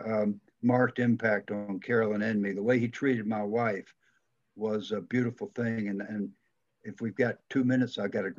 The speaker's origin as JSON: {"language": "English", "region": "Georgia", "country": "United States", "accent": "Southern", "said": "I'm from Georgia, man."}